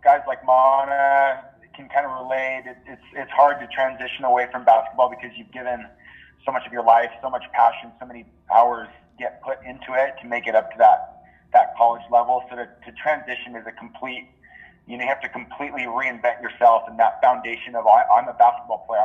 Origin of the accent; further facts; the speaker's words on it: Oahu, Hawaii, United States; also born or lived in Maui, Hawaii; When I was about 2, they moved to Oahu, and I lived